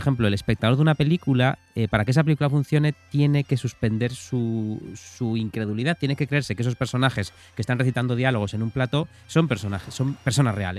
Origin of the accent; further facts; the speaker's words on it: Pontevedra, Galicia, Spain; moved away; en mi Pontevedra natal